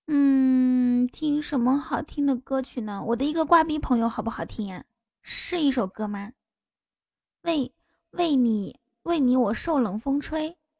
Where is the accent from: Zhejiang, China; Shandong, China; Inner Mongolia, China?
Inner Mongolia, China; moved away; 我回内蒙当然能找到家了